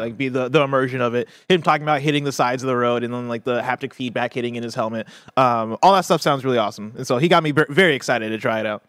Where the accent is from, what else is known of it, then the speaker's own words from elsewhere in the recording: Champaign, Illinois, United States; moved away; I grew up in Champaign